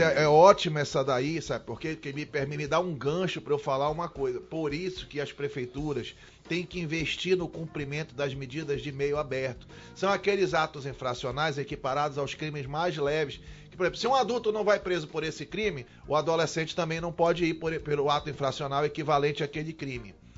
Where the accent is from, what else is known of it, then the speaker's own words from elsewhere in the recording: Manaus, Amazonas, Brazil; a minha vida toda foi lá no Bolevar, né? Eu nasci, cresci, o papai cresceu lá no Bolevar